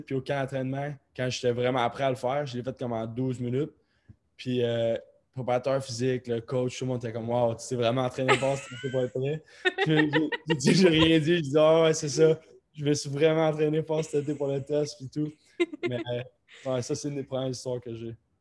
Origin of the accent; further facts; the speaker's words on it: Rimouski, Quebec, Canada; also born or lived in Baie-Comeau / Columbus; moi, j'ai grandi à Bécomo, j'ai grandi à Rimouski